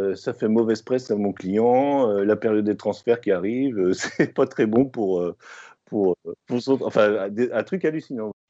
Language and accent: French; Rennes, Brittany, France; Je suis né à Rennes.